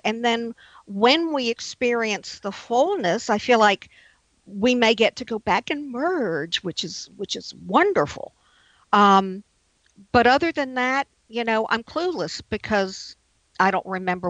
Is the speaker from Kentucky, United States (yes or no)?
no; New Orleans, Louisiana, United States; I'm from New Orleans.